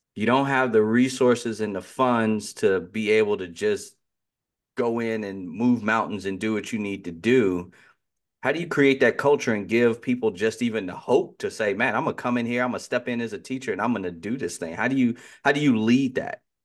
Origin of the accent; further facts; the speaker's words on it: near Chicago, Illinois, United States; growing up near Chicago